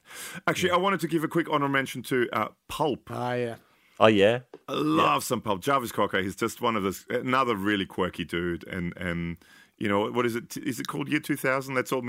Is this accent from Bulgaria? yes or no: no; United Kingdom; I mean, I'm British, but.